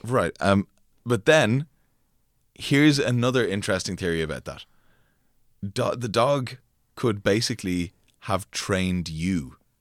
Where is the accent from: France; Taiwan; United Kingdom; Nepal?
France; growing up in France